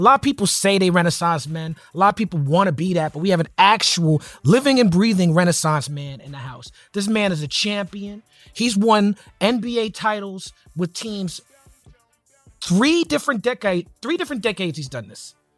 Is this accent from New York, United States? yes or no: yes; New York City, New York, United States; I'm from Brooklyn.